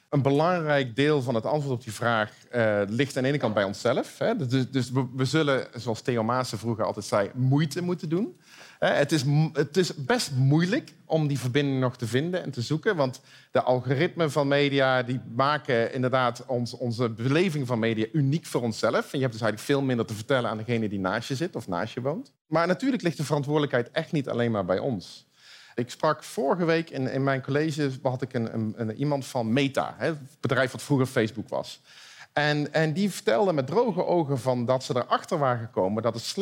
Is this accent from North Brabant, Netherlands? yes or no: yes; Eindhoven, North Brabant, Netherlands; Nou, ik kom uit Eindhoven, dus ik ben een optimist.